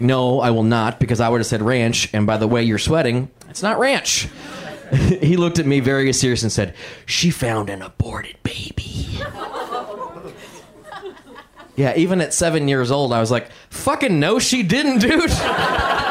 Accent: Indiana, United States; I had a very weird childhood growing up in Indiana

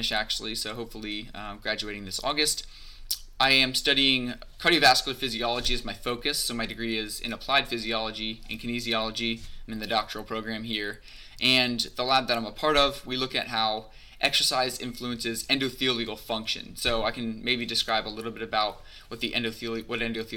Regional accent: Cincinnati, Ohio, United States; I grew up in Cincinnati, Ohio, went to NKU

